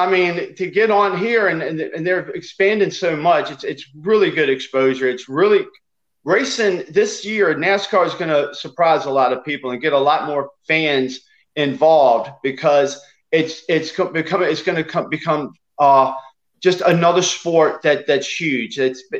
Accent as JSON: {"language": "English", "country": "South Africa", "said": "eat chicken every day, but I'm from South Africa."}